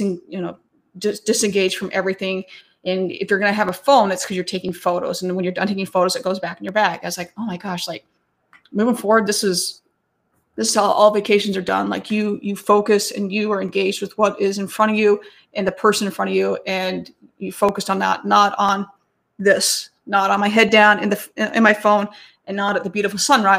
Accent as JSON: {"language": "English", "town": "Idaho Falls", "region": "Idaho", "country": "United States", "tie": "born or raised there", "moved": "yes", "lives_now": "Chicago, United States", "said": "But I was born in Idaho, and where I grew up was in Idaho Falls."}